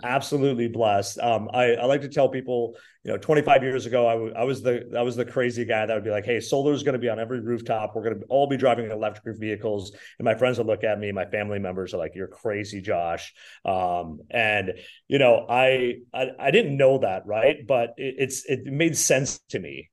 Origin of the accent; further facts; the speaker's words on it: Minnesota, United States; moved away; also born or lived in Wisconsin; I'm originally from Minnesota.